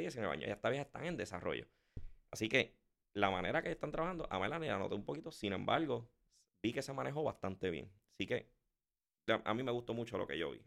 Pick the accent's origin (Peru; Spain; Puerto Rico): Puerto Rico; yo me crié con el deporte de aquí